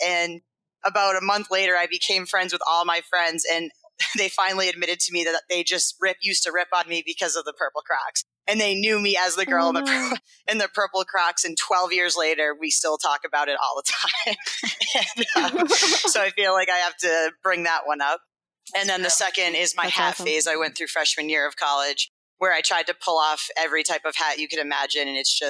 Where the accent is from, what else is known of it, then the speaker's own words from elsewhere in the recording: Maine, United States; I'm from Maine, as I've shared.